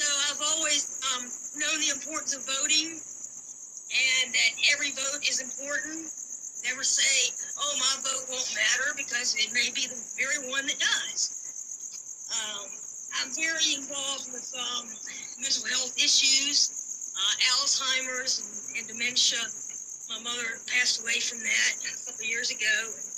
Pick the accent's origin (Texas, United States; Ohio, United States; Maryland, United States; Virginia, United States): Virginia, United States; I'm from Virginia